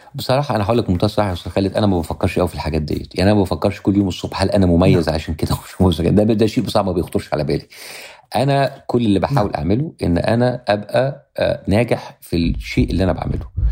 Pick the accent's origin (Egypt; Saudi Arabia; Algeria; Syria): Egypt; moved away as an adult; now in Los Angeles, United States; أنا مواطن أمريكي من أصل مصري لأن أنا عايش دلوقتي 90% من وقتي في أمريكا